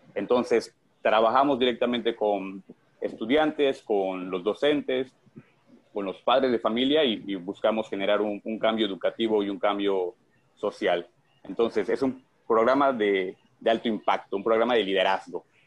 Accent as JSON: {"language": "Spanish", "region": "Yucatán", "country": "Mexico", "said": "yo soy yucateco"}